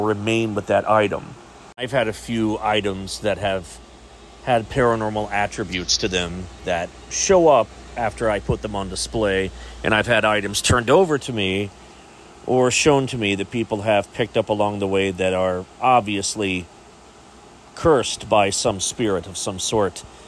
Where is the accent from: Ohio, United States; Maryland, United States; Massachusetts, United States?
Ohio, United States; Chillicothe; my hometown of Chillicothe, Ohio